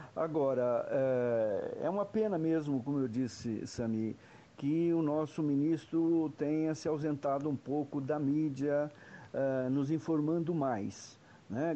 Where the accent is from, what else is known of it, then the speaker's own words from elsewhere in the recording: Brazil; todos nós somos brasileiros